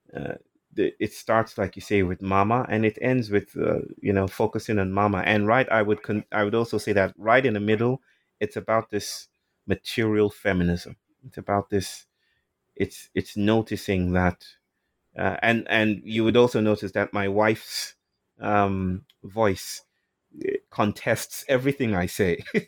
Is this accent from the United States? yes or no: no; Nigeria; moved away; I'm from Nigeria